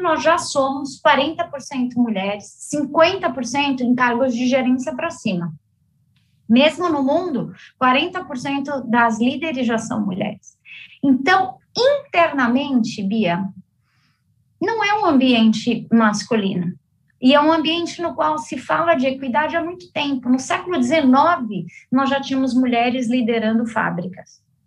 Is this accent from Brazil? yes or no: yes; Brazil; moved away as an adult; also born or lived in Cincinnati, United States; a minha empresa na minha terra natal, hum, o Brasil